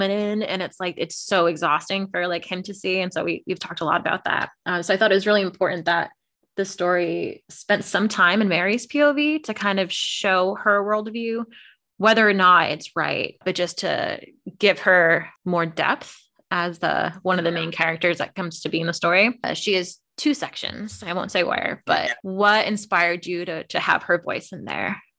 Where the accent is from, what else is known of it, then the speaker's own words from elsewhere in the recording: Connecticut, United States; I wonder if it's because, well, growing up in Connecticut, maybe there's just more Irish culture around in general.